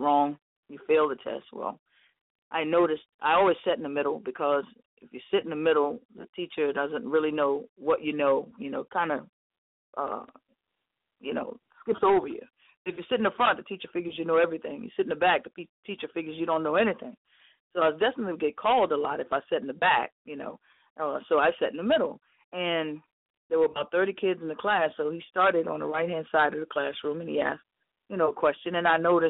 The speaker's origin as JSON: {"language": "English", "town": "New Orleans", "region": "Louisiana", "country": "United States", "tie": "born or raised there", "said": "I grew up in the Treme, and there was basically a funeral home and a ballroom, you know, on every corner"}